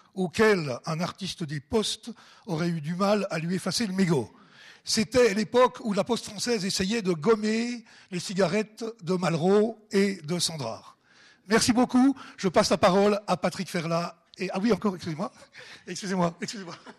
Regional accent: Ajoie, Jura, Switzerland; je suis jurassien, personne n'est parfait. Hein. né en Ajoie et vivant à Dolémont

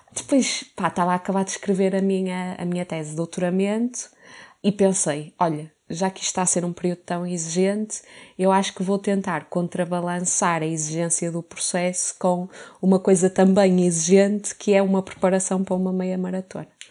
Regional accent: Porto, Norte, Portugal; now in Lisbon, Portugal; sou do Porto

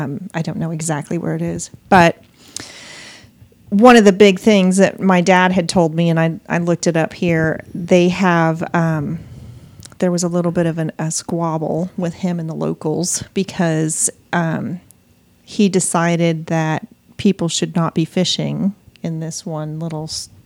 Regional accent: Montana, United States; moved away; y'all know I'm from Montana, right?

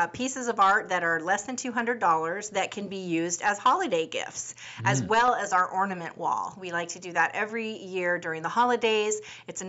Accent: Seattle, Washington, United States; I was born and raised in Seattle, Washington, and in the surrounding areas of the Puget Sound

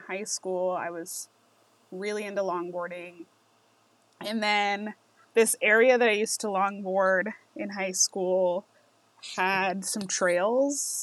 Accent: Las Vegas, Nevada, United States; I'm from Las Vegas

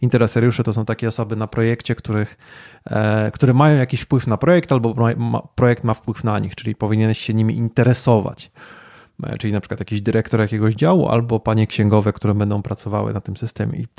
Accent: Wrocław, Lower Silesian Voivodeship, Poland; moved away as an adult; now in Kraków, Poland; urodziłem się w Wrocławiu, ale tu od 12 lat nie mieszkam. E, mieszkam w stolicy polskiego smogu

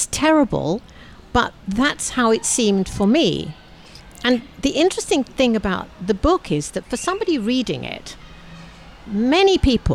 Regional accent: London, United Kingdom; I was born in London, and a year or so after I was born, 2.5, 3, my family was going through the Blitz

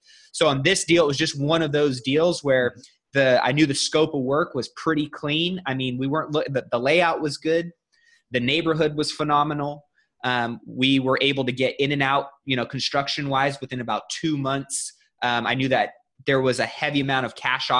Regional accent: Sacramento, California, United States; also born or lived in Bay Area; My hometown is Sacramento

